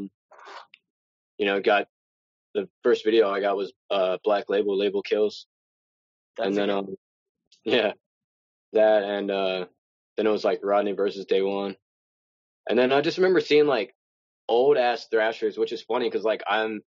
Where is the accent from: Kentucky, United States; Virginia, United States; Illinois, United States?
Virginia, United States; Richmond; Richmond, Virginia